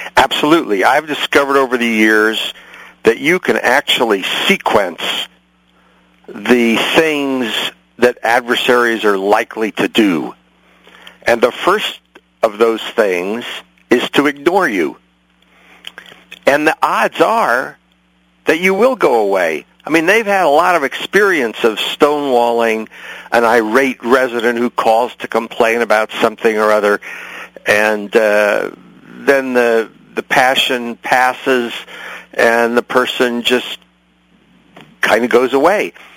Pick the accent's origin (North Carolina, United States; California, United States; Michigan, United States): California, United States; San Francisco; also born or lived in New York; I'm, I'm from San Francisco originally